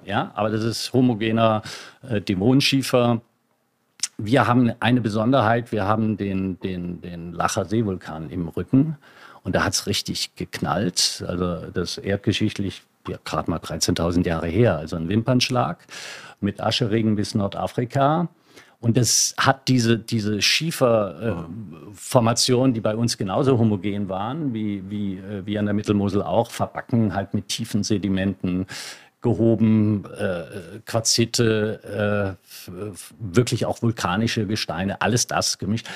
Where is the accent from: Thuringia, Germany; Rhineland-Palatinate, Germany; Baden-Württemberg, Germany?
Rhineland-Palatinate, Germany; Lower Moselle; da wo ich groß geworden bin, an der Mosel